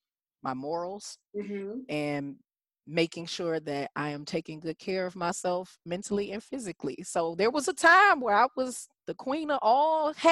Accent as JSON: {"language": "English", "town": "Detroit", "region": "Michigan", "country": "United States", "tie": "born or raised there", "moved": "yes", "lives_now": "Houston, United States", "said": "I grew up in Detroit. Yeah. I mean, I'm a Detroit girl by being raised. I was born where I live now, which is Houston, Texas."}